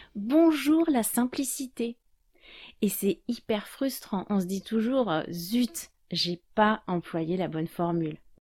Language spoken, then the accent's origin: French; France; je suis française